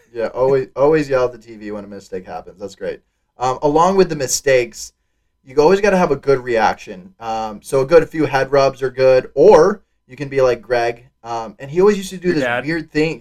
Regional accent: Wisconsin, United States; I'm from Wisconsin

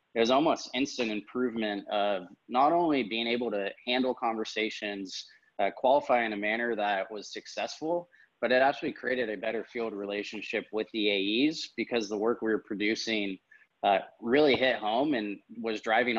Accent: California, United States; Yeah, you know, it's kind of born and raised in the Bay Area, and going to school at UC Davis, I felt like I kind of never really left.

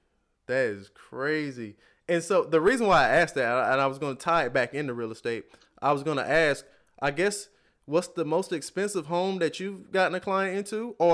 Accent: the South, United States; and I'm from the South, like I said before. So, and I've never even been to California

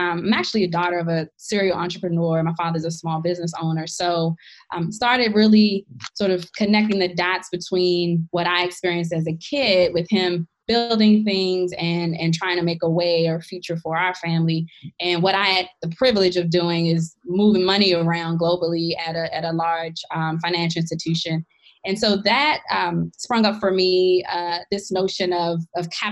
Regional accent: Washington, District of Columbia, United States; moved away as an adult; also born or lived in New York City; I grew up in Washington, D.C., born and raised

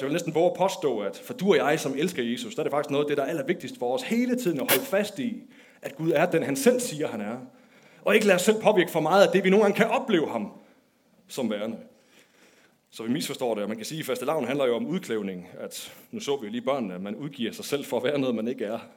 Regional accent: Denmark; da jeg var barn, der voksede jeg op i Nykøbing med Aarhus

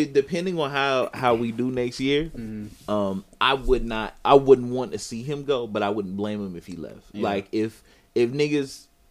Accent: Wisconsin, United States; that's my home state.

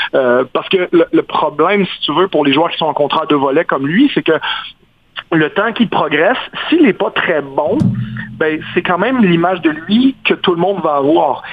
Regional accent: Quebec, Canada; je suis québécois

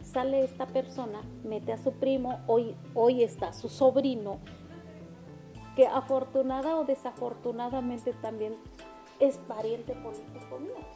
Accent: Oaxaca, Mexico; first language Mixtec; Spanish is a second language; also born or lived in Mexico City; aquí en el estado de Oaxaca

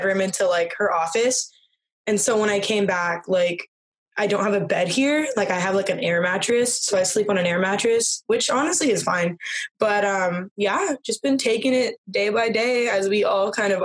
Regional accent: Southern California, United States; I'm from Southern California

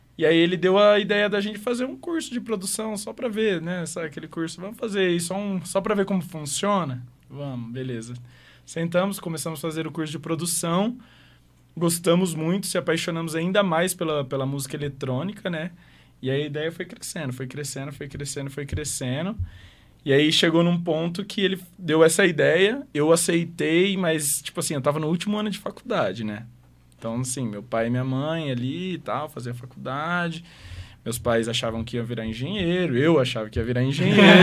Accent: Maringá, Paraná, Brazil; moved away as an adult; now in Curitiba, Brazil; eu morei em Maringá desde sempre

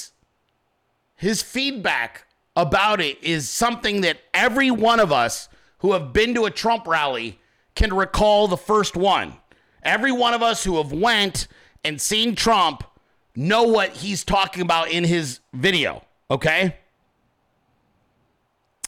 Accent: Arizona, United States; now in Georgia, United States; I'm from Arizona. Then I come out here and I'm living in Georgia.

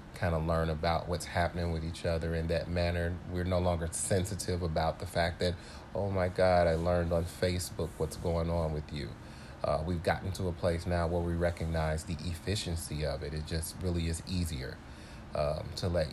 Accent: St. Louis, Missouri, United States; now in Chicago, United States; I am originally from St. Louis, Missouri, so the great majority of my family and friends are there. I'm currently in Chicago

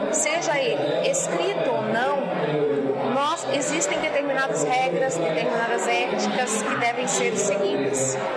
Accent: Santa Catarina, Brazil; born there; also born or lived in Brasília; now in Maceió, Brazil; Então, diga de onde você é, sou brasileira. Uhum. Eu nasci nesta cidade, em Santa Catarina, mas eu sou brasileira.

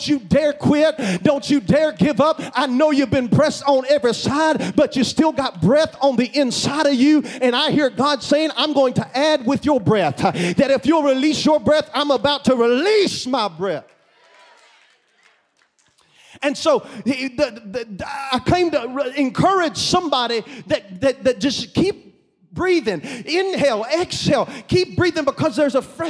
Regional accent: Kentucky, United States; I'm from Kentucky

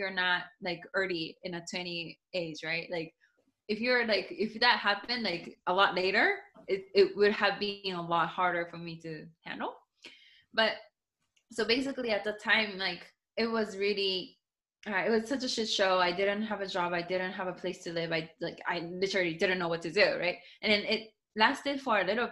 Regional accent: Japan; first language Japanese; English is a second language; also born or lived in Seattle, United States; now in Miami, United States; my English is not even my first language. Like, my first language is Japanese

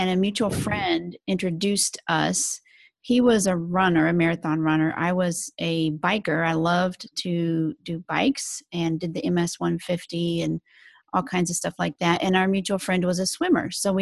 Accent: Salina, Kansas, United States; moved away as an adult; also born or lived in Houston, Texas / Pennsylvania / New York / Texas; now in Phoenix, United States; I grew up in Kansas, in Salina, Kansas, right in the middle of Kansas

